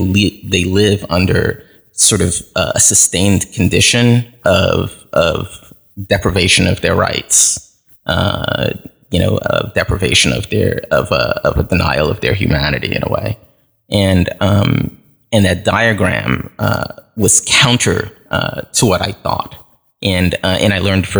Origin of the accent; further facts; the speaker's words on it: Haiti; now in United States; I was born in Haiti, and my parents had to leave abruptly due to some political insurrection that was going on, and that we were caught up in as a family. So they came here without documentation, and my sister and I followed several